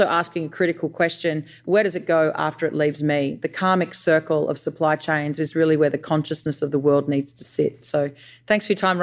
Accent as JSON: {"language": "English", "country": "Australia", "said": "I'm an Australian founder"}